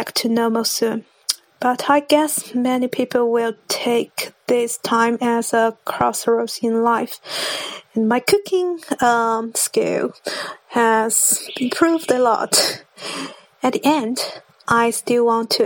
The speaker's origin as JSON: {"language": "English", "region": "Zhejiang", "country": "China", "second_language": "English", "said": "I'm from Zhejiang, China."}